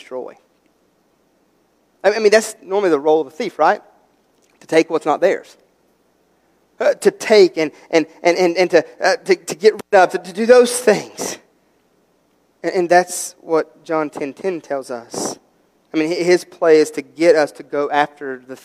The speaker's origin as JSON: {"language": "English", "region": "West Virginia", "country": "United States", "said": "we're from West Virginia, and we're country"}